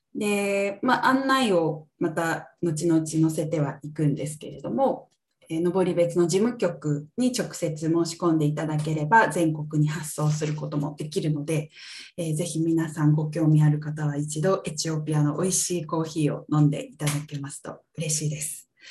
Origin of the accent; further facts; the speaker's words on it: Ibaraki, Japan; 私は茨城県、関東の茨城県出身なんですけど